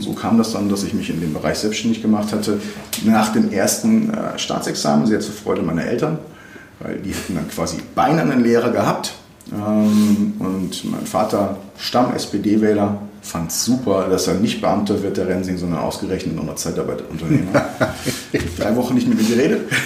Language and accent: German; Bocholt, North Rhine-Westphalia, Germany; moved away as an adult; now in Cologne, Germany; ich bin 72 in Bocholt geboren worden und äh, habe in Bocholt in einem total konservativen Umfeld äh, Abitur gemacht